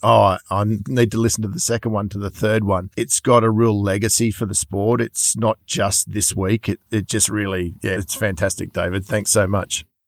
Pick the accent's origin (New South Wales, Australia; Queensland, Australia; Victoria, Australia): New South Wales, Australia; Sydney; I am from Sydney